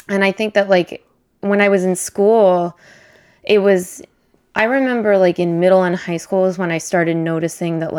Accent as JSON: {"language": "English", "town": "Berkeley", "region": "California", "country": "United States", "tie": "born or raised there", "said": "I come from Berkeley, so like it's like one of the more LGBTQ inclusive places you could live"}